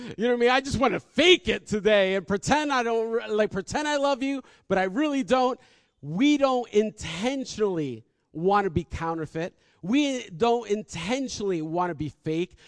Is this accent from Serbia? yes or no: no; United States; we're from New York and New Jersey